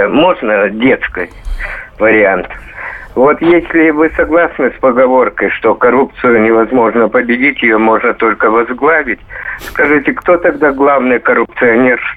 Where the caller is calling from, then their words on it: Rostov-on-Don, Rostov Oblast, Russia; Э, добрый день, Ростов-Дон.